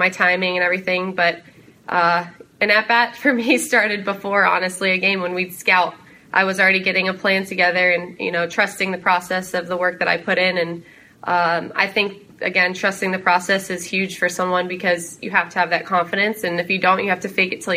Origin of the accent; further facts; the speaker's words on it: Palm Harbor, Florida, United States; I grew up in Palm Harbor, Florida. So I'm a Florida native.